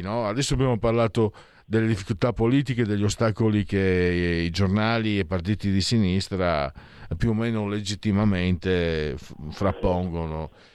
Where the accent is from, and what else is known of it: Friuli-Venezia Giulia, Italy